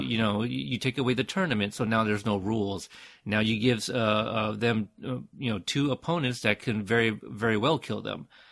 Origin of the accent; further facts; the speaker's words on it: United States; I am Asian American, but I, uh, you know, I was born in America.